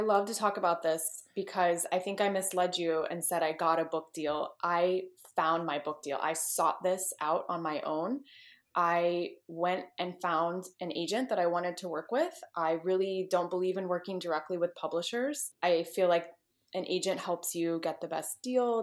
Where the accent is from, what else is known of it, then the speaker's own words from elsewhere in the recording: Texas, United States; moved away as an adult; also born or lived in California / Midwest; I grew up in Texas, born and raised